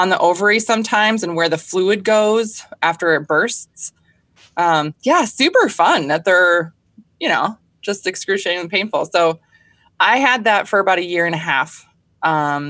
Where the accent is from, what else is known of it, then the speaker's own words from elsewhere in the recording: Minnesota, United States; I'm from Minnesota. I grew up here. I was actually raised on a small goat farm